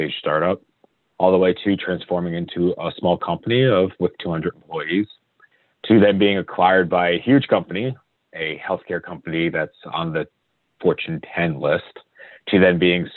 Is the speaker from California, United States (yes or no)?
no; Connecticut, United States; I grew up in Connecticut